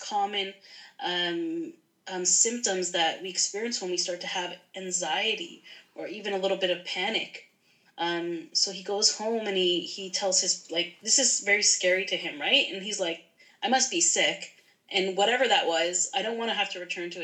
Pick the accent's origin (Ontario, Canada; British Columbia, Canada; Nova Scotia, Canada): Ontario, Canada; Toronto; I am from the Toronto area. I live about maybe like 40 minutes outside of the Toronto area in the suburbs.